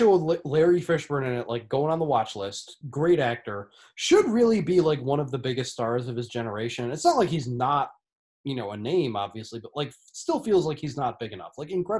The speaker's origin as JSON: {"language": "English", "country": "Netherlands", "said": "I'm from the Netherlands, but..."}